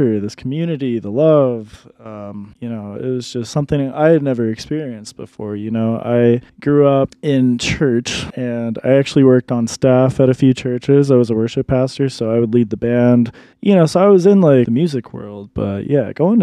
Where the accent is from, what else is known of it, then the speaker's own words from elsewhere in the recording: Dallas, Texas, United States; moved away as an adult; also born or lived in New York / Colorado Springs, Colorado; now in Denver, United States; I'm originally from New York, but I grew up mostly down in Dallas, Texas